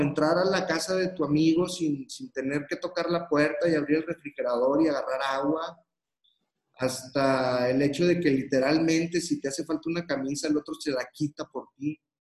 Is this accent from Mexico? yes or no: yes; Torreón, Coahuila, Mexico; yo soy de Torreón, Coahuila, Aquí hay una colonia que se llama San Joaquín.